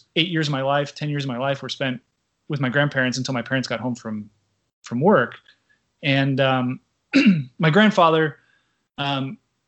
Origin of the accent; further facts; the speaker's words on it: Newport Beach, California, United States; moved away as an adult; also born or lived in Washington, D.C. / Taiwan / Japan / Singapore; I grew up here in Southern California, in the mean streets of Newport Beach